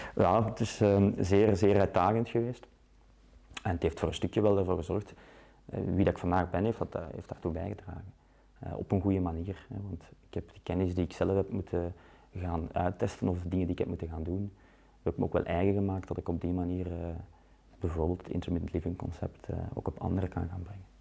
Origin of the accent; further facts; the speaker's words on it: Leuven, Flanders, Belgium; moved away as an adult; now in Ghent, Belgium; ik ben ook van, van Leuven, ik ben daar opgegroeid